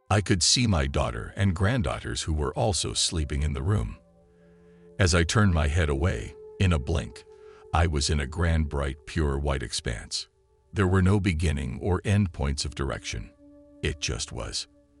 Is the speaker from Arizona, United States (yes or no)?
no; Kingsport, Tennessee, United States; now in Atlanta, United States; I leave Atlanta and head to my hometown of Kingsport, Tennessee.